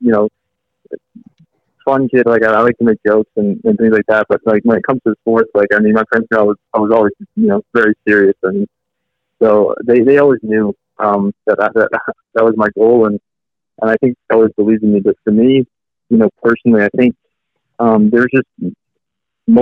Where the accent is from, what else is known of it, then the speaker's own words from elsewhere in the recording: California, United States; also born or lived in Barcelona, Spain; now in Columbus, United States; I was born in Barcelona. I lived there and played there till I was 8, and then I came straight to Palo Alto, California